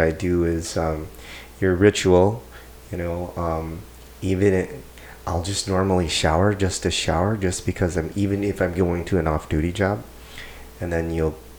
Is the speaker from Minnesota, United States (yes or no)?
yes; St. Paul, Minnesota, United States; I ran around all over in St. Paul, so yeah, I mean, I grew up in St. Paul